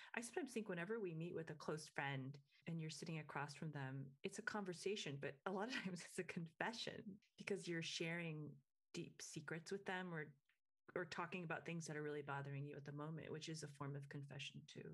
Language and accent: English; Michigan, United States; I grew up in Michigan